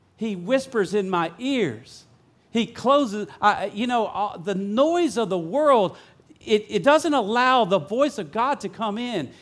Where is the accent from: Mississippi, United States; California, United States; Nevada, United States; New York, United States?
Mississippi, United States; Vicksburg; moved away; I grew up here in Vicksburg